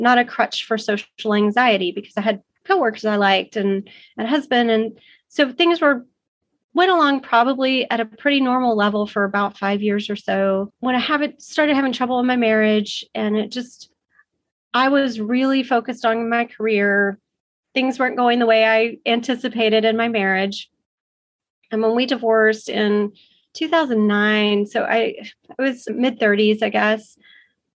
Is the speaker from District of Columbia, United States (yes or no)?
no; Dallas-Fort Worth area, Texas, United States; also born or lived in Arizona; I grew up in the Dallas-Fort Worth area